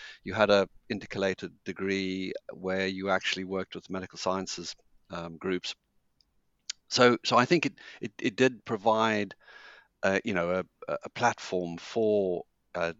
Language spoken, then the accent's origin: English; Zimbabwe; moved away; also born or lived in Cambridge; I was born in Zimbabwe and brought up there